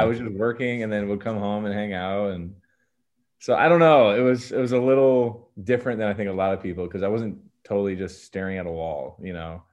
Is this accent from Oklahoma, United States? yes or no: no; Medina, Ohio, United States; also born or lived in Maine; I lived in a suburb classic suburb, you know, of Cleveland